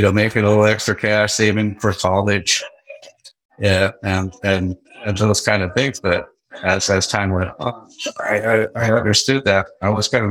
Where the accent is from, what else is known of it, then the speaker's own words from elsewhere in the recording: Seattle, Washington, United States; also born or lived in Tacoma, Washington; I grew up in the Seattle area. I was born in Tacoma